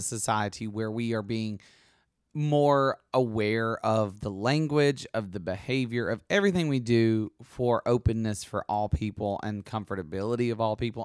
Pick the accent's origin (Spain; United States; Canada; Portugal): United States; Alabama; I'm from Alabama